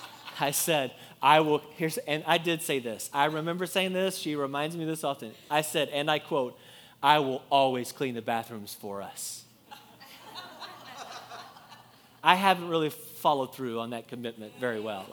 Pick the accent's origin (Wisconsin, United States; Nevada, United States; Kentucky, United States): Kentucky, United States; I'm from Kentucky